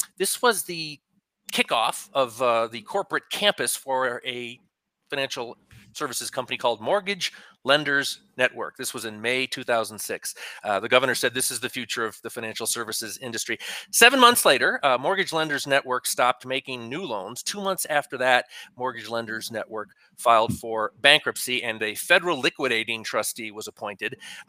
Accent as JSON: {"language": "English", "region": "Connecticut", "country": "United States", "tie": "born or raised there", "moved": "as an adult", "lives_now": "American Southwest, United States", "said": "my home state of Connecticut, back in the People's Republic of New England"}